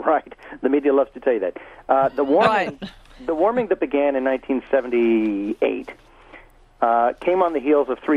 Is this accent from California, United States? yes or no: no; Virginia, United States; I'm from Virginia, where we call that the War of the Northern Aggression